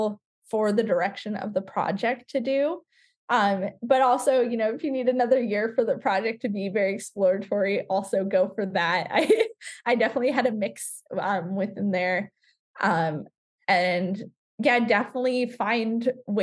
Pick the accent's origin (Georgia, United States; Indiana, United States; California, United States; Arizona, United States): California, United States; Southern; Growing up in Southern California